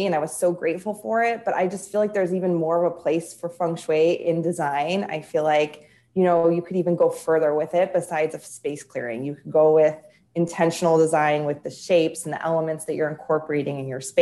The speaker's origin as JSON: {"language": "English", "town": "Chicago", "region": "Illinois", "country": "United States", "said": "I'm from Chicago or near Chicago"}